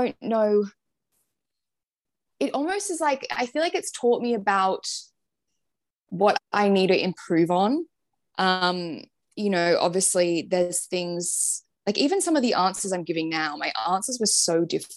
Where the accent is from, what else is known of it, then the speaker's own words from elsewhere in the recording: Sydney, New South Wales, Australia; moved away as an adult; now in London, United Kingdom; growing up in Sydney